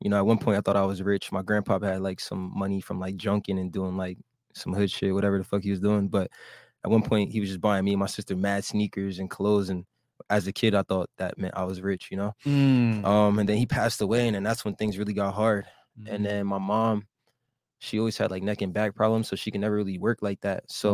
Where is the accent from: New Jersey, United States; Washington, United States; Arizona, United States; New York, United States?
New Jersey, United States; Woodbury; moved away as an adult; also born or lived in Camden, New Jersey / Collingswood, New Jersey; now in Miami, United States; I was born in Camden, New Jersey. Then we moved to Collingswood, and then I grew up in a small town called Woodbury, like right outside of Philadelphia.